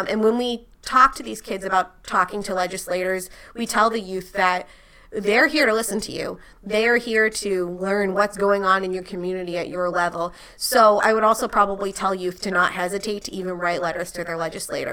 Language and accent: English; Rhode Island, United States; I'm from Rhode Island